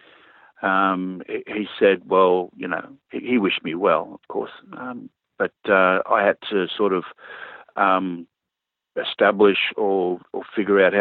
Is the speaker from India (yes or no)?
no; Sydney, New South Wales, Australia; moved away as an adult; now in New Zealand; I grew up in Sydney.